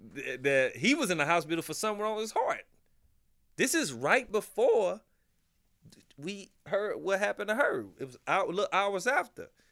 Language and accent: English; Midwest, United States; I'm from the Midwest